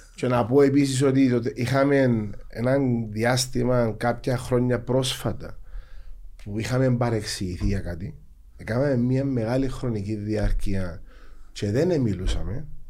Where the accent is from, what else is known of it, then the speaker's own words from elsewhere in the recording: Larnaca, Larnaca District, Cyprus; Αγαπώ την πόλη μου, λατρεύω ε, γεννήθηκα εκεί, μεγάλωσα εκεί, αντρώθηκα επαγγελματικά εκεί